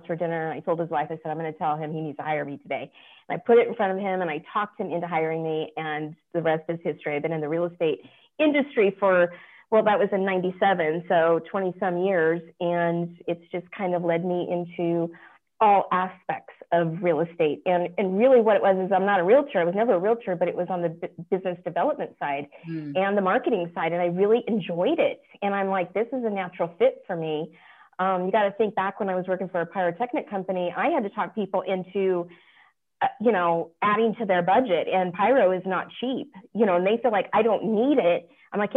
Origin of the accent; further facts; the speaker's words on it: Las Vegas, Nevada, United States; I'm from Las Vegas. I'm actually a native